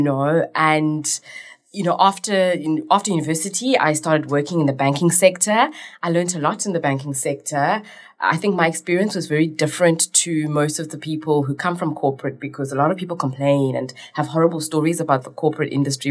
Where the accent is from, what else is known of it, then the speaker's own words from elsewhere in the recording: Cape Town, Western Cape, South Africa; also born or lived in Zimbabwe; I'm more South African than I am Zimbabwean because I came here when I was five